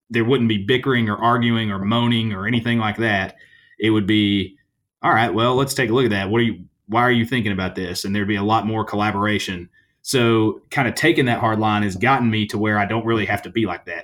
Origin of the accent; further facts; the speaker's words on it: Halls, Tennessee, United States; I'm from Halls, which is just outside of Knoxville